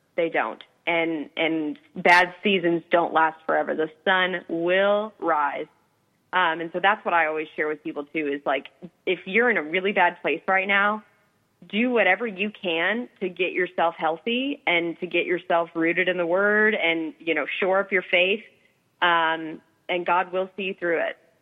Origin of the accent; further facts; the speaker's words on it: Indiana, United States; I grew up in Indiana